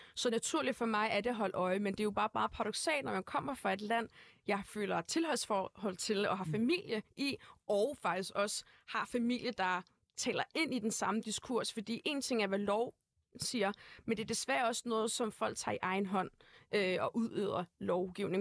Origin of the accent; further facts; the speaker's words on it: Brøndby, Capital Region of Denmark, Denmark; also born or lived in Uganda; Jeg født og opvokset i Brøndby Vester